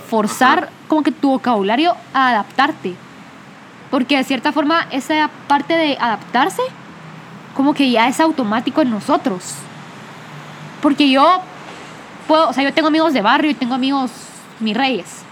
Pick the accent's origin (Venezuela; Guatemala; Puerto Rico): Guatemala; accent: Guatemalan; el acento se nos pega por ser neutros, porque el acento guatemalteco es reconocido